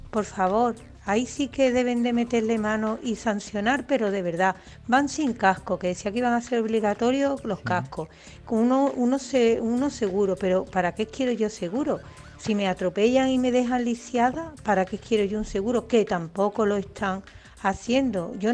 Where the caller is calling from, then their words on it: Seville, Andalusia, Spain; Soy … de Sevilla.